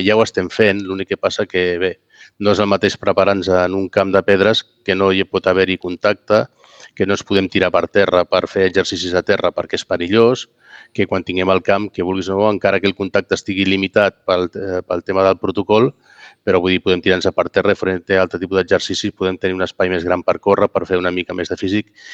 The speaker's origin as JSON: {"language": "Catalan", "region": "Catalonia", "country": "Spain", "said": "sóc català"}